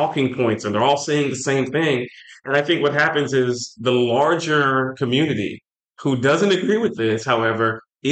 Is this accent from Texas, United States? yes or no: yes; Texas, United States; I grew up in Texas